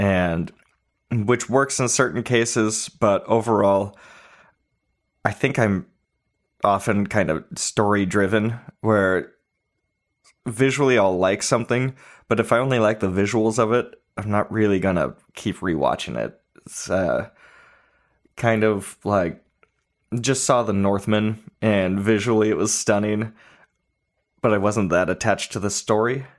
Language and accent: English; California, United States; now in Nashville, United States; I'm from California